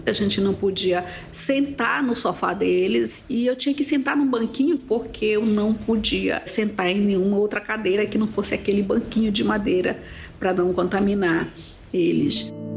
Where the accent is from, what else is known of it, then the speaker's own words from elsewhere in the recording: Cururupu, Maranhão, Brazil; Eu nasci em Cururupu, interior do Maranhão.